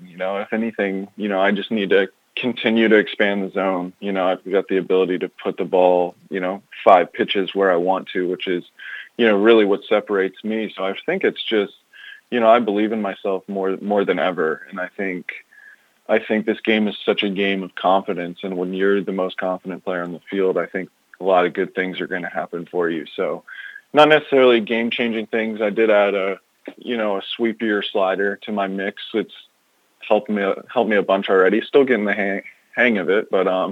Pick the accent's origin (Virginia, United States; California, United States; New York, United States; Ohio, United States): Virginia, United States; Chesapeake; I grew up in Chesapeake, Virginia